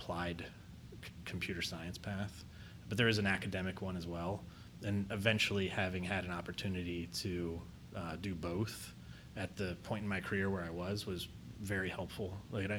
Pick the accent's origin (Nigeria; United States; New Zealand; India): United States; Marion, Ohio; now in Columbus, United States; I grew up in Marion, Ohio, which is about an hour north of Columbus.